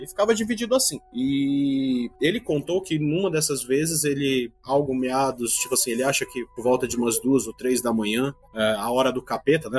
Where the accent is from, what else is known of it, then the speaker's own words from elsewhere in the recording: Manaus, Amazonas, Brazil; also born or lived in Ceará, Brazil; moro em Manaus, apesar de que sou cearense de nascimento, mas vim para cá muito cedo, então a minha vida sempre foi dividida entre o norte e o nordeste